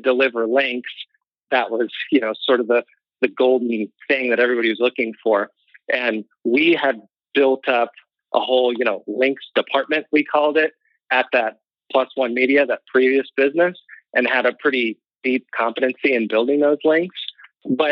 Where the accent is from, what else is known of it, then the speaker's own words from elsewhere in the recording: Missouri, United States; also born or lived in San Diego; Missouri, where we're all from